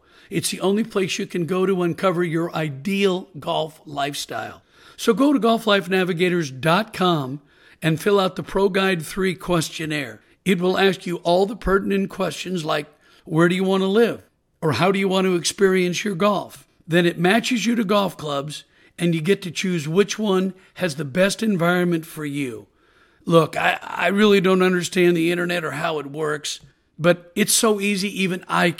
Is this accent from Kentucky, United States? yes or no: no; Portland, Oregon, United States; I'm originally from Portland, Oregon, and I'm a proud University of Oregon Duck, and I love being from the Pacific Northwest.